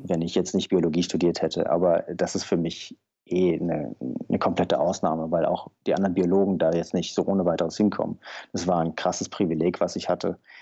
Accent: Taunus, Hesse, Germany; Ich bin im Taunus aufgewachsen

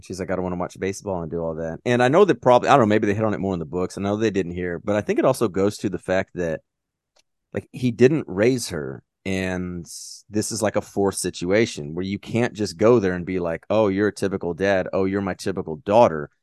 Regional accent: United States; I'm American

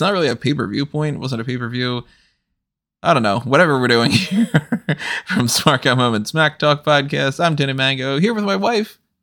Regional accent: United States; I'm American

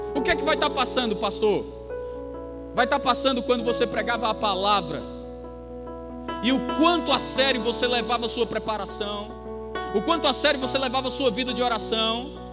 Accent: Campina Grande, Paraíba, Brazil; moved away; com 14 anos. Quando eu estava lá em Campina Grande

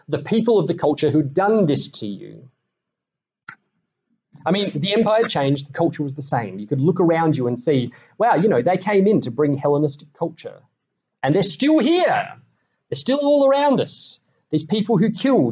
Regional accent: Australia; I am, you are, we are Australian.

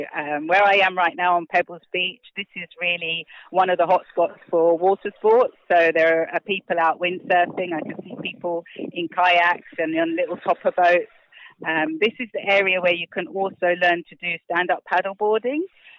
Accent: London, United Kingdom; accent: British; moved away as an adult; now in Barbados; So I was actually born in England, in London, but I've lived here now for a total of 10 years.

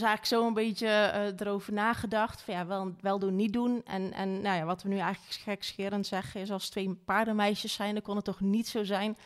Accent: Wageningen, Gelderland, Netherlands; Ik ben geboren in Wageningen

